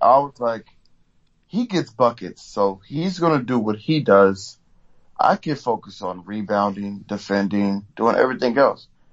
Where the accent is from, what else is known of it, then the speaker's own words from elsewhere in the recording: Oakland, California, United States; I'm from Oakland. You know, we get, we get everything out the mud out here